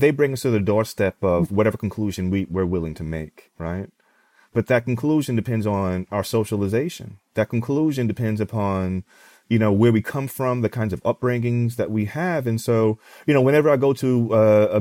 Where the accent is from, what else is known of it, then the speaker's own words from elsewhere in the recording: New York, United States; growing up in New York in the 90s as a young Black man